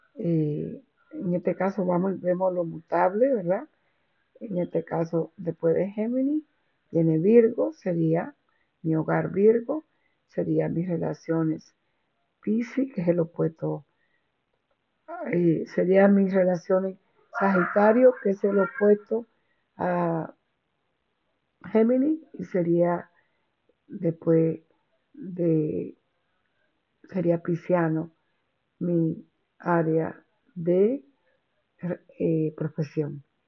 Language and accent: Spanish; Dominican Republic; now in New York, United States; en la República Dominicana, esa es donde yo nací